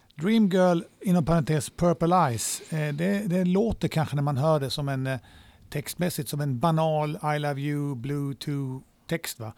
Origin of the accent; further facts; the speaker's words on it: Malmö, Skåne, Sweden; also born or lived in Småland / Spain; när jag kom tillbaks till Sverige när mina föräldrar skildes så blev det Malmö